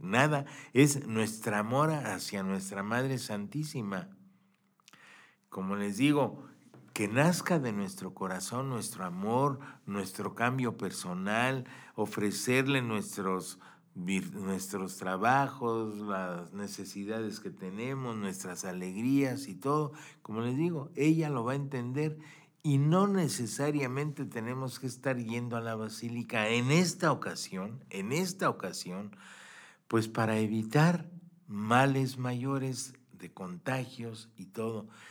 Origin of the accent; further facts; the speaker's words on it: Mexico; pues para nosotros los mexicanos